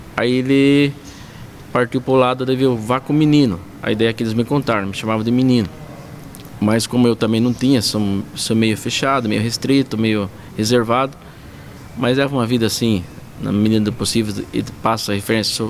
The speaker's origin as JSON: {"language": "Portuguese", "town": "Cesário Lange", "region": "São Paulo", "country": "Brazil", "tie": "born or raised there", "also_born_or_lived": "Tatuí", "said": "Eu sou nascido em Tatuí, mas a vida inteira ali em Cesarlândia, criado com meus pais."}